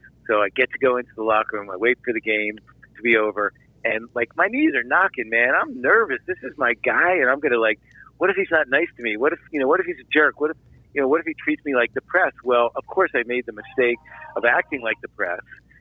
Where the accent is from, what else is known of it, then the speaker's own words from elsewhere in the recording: Philadelphia, Pennsylvania, United States; moved away; I'm from Philadelphia